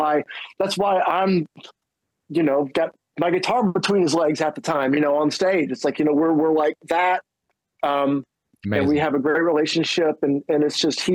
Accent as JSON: {"language": "English", "town": "Decatur", "region": "Alabama", "country": "United States", "tie": "born or raised there", "also_born_or_lived": "Nebraska", "moved": "yes", "said": "growing up in Alabama, and I started playing guitar. I moved there from Nebraska"}